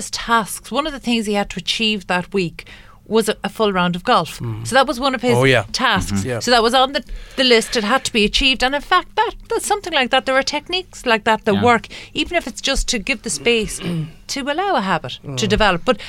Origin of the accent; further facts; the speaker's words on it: Ireland; As Irish people